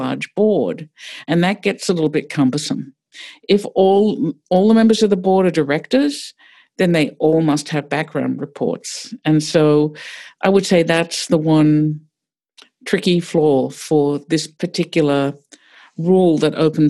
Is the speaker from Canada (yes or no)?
no; Australia; moved away as an adult; also born or lived in New York; now in Pittsburgh, United States; I grew up in Australia, so very different place